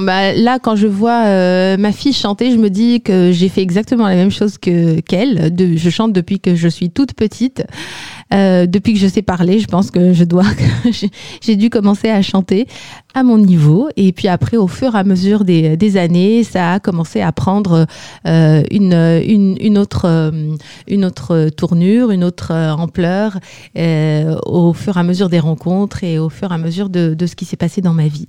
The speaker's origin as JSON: {"language": "French", "country": "Algeria", "moved": "as an adult", "lives_now": "France", "said": "je viens d'Algérie."}